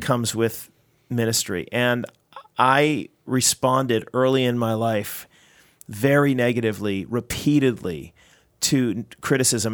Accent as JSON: {"language": "English", "country": "United States", "moved": "yes", "lives_now": "Canada", "said": "I'm an American working in Canada."}